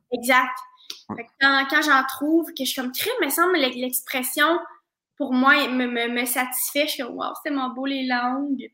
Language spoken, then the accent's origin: French; Saint-Hyacinthe, Quebec, Canada; je viens de Saint-Hyacinthe, je viens d'une chouette famille